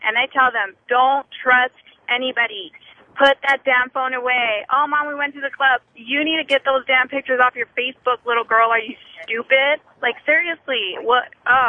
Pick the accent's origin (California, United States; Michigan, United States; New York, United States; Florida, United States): California, United States; Los Angeles; now in Georgia, United States; I'm in Georgia right now, but I grew up in Los Angeles.